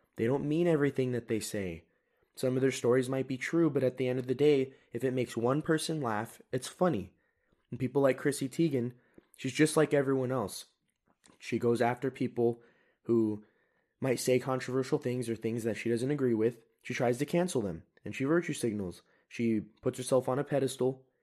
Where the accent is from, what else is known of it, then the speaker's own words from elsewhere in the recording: United States; I am an American